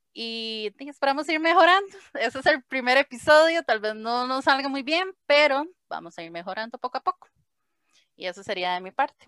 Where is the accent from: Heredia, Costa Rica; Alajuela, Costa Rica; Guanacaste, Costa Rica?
Heredia, Costa Rica; soy de Heredia, Costa Rica